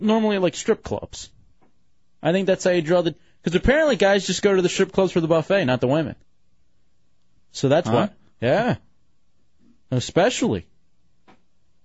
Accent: Grand Prairie, Texas, United States; I grew up in Grand Prairie, Texas

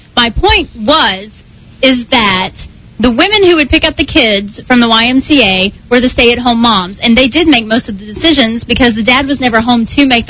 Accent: Kentucky, United States; I'm from Kentucky

